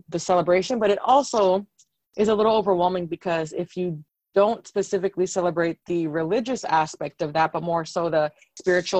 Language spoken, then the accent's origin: English; San Antonio, Texas, United States; I was born and raised in San Antonio